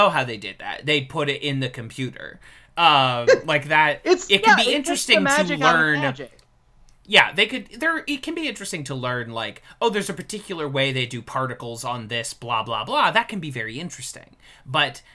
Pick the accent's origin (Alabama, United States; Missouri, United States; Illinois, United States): Missouri, United States; St. Louis; now in New York, United States; I am from St. Louis